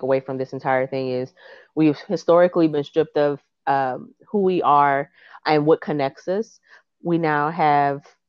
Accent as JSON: {"language": "English", "region": "Louisiana", "country": "United States", "said": "being Creole from Louisiana"}